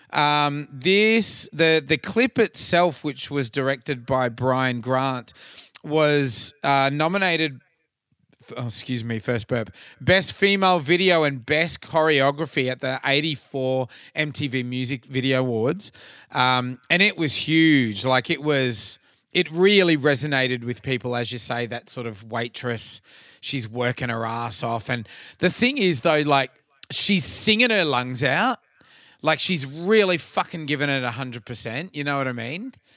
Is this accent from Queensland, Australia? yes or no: yes; Cairns, Queensland, Australia; growing up in Cairns, the burning cane fields